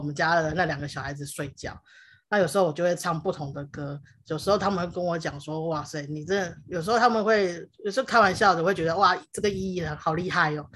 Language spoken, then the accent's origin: Chinese; Taiwan; first language Hakka; Chinese is a second language; 我在客家庄长大